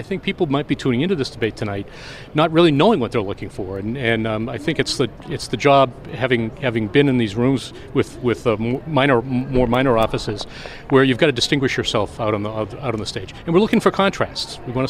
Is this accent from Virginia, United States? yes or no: no; Massachusetts, United States; Well, it's I'm from Massachusetts. It's kind of maybe it's a Northeast thing